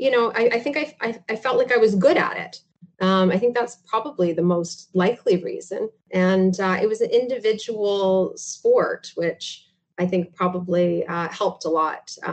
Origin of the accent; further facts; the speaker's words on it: Listowel, Ontario, Canada; also born or lived in Mount Forest / Tillsonburg; Listowel, Listowel, Mount Forest, uh, and Tillsonburg would be the, the the big three from my childhood for sure.